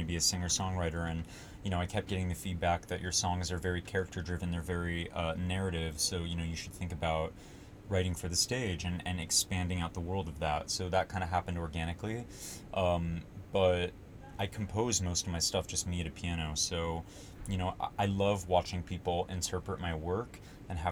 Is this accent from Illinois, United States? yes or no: no; Los Angeles, California, United States; also born or lived in New York, United States; I was born in New York, you know, my parents got divorced and I moved out with my mom to Los Angeles when I was six